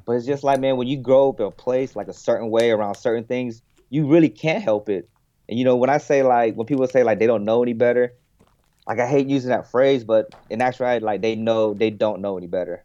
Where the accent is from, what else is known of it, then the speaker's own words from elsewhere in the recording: United States; I'm an American